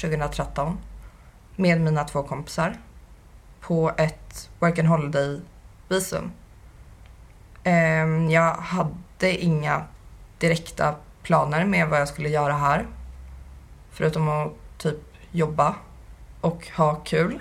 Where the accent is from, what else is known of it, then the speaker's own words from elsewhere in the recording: Södertälje, Stockholm County, Sweden; moved away as an adult; now in Manly, Australia; jag är från Södertälje ursprungligen och jag flyttade till Australien i november